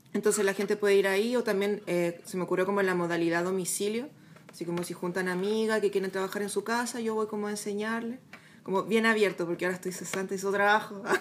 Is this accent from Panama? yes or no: no; Chile; acá la cordillera nos transforma a nosotros como en una isla